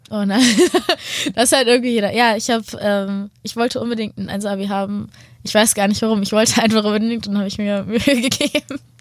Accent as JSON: {"language": "German", "town": "Hanover", "region": "Lower Saxony", "country": "Germany", "tie": "born or raised there", "said": "ich komme aus Hannover"}